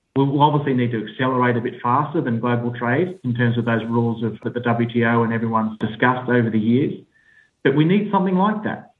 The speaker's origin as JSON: {"language": "English", "country": "Australia", "accent": "Australian", "moved": "yes", "lives_now": "United Kingdom", "said": "I sit in the UK, uh, despite my Australian accent."}